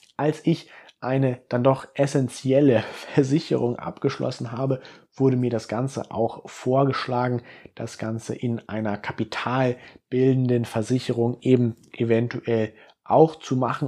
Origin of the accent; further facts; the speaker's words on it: Germany; ich bin selber aus Deutschland